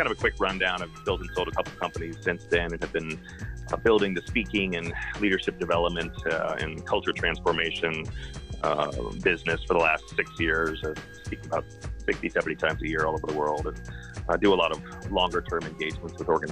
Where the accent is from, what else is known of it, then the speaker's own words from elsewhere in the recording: Dallas, Texas, United States; moved away as an adult; also born or lived in Oxford, England; now in California, United States; I grew up in Dallas, Texas. I live in California now, but I still claim to be a Texan.